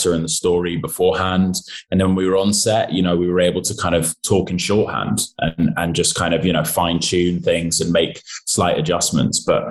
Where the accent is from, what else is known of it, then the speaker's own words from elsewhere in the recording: United Kingdom; as a British actor